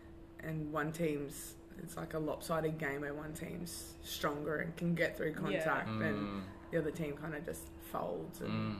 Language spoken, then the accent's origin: English; Mackay, Queensland, Australia; coming from a regional town, that is the big games. Mm. So I'm from Mackay